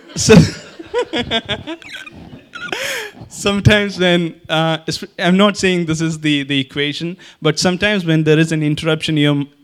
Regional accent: Kerala, India; I'm from Kerala.

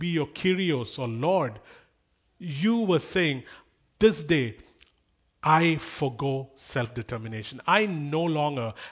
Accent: India; moved away

